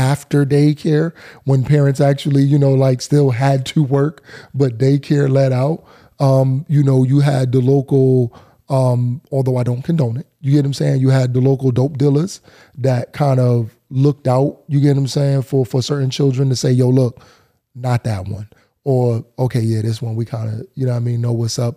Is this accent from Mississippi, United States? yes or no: no; New Haven, Connecticut, United States; I'm Elm City through and through